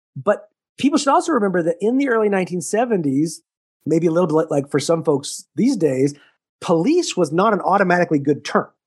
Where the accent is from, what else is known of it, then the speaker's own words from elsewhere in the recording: Texas, United States; also born or lived in Missouri; now in Syracuse, United States; I grew up in Texas